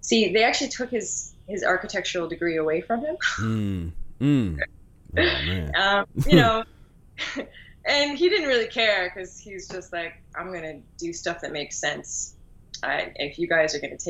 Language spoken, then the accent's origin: English; Newfoundland and Labrador, Canada; now in Halifax, Canada; From an island the size of France, way off the coast of Canada, out in the middle of the North Atlantic. It's called Newfoundland.